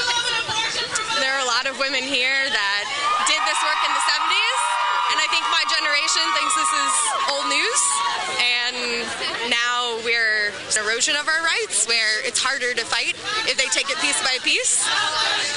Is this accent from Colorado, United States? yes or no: no; Washington, District of Columbia, United States; I'm from Washington, D.C.